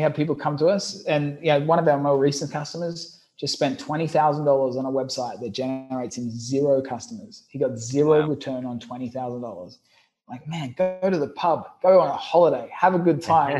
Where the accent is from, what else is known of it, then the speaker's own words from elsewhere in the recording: Brisbane, Queensland, Australia; I'm I'm originally from Brisbane, Australia, a, a country boy